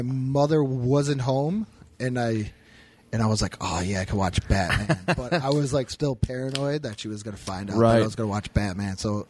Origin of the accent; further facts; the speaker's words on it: United States; I was in the military, so I'm an American